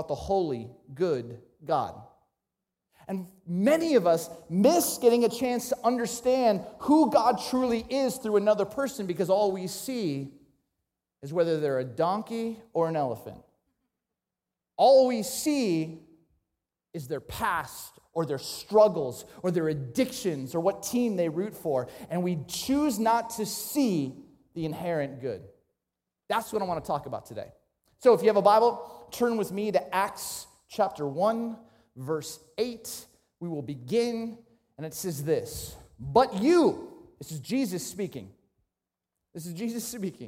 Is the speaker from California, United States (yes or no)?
yes; Ventura County, California, United States; I grew up in Ventura County, California, between Malibu and Santa Barbara